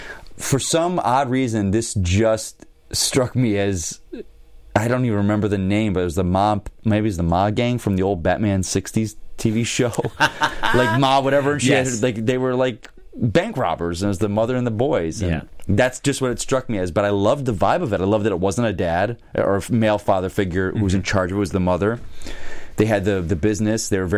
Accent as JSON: {"language": "English", "region": "the South", "country": "United States", "tie": "born or raised there", "said": "I'm not from this area, the South area, but I grew up in South, you know, the South"}